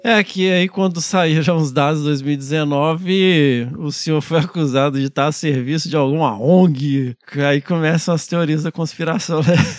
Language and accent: Portuguese; Carangola, Minas Gerais, Brazil; accent: mineiro; now in São Paulo, Brazil; Eu sou, sou de Carangola, Minas Gerais